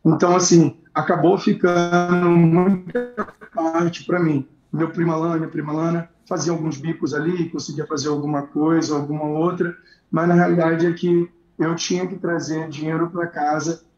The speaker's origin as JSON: {"language": "Portuguese", "region": "Rio de Janeiro", "country": "Brazil", "tie": "born or raised there", "said": "eu venho do Jacarezinho, né? É, minha mãe teve sete filhos"}